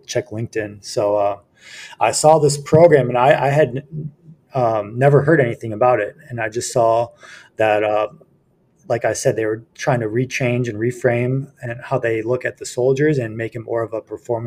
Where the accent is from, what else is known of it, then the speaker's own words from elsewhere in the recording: Libertyville, Illinois, United States; moved away as an adult; also born or lived in Spartanburg, South Carolina / Charleston, South Carolina / North Dakota; I'm from Libertyville, Illinois, which is a northern suburb of Chicago. Grew up there through high school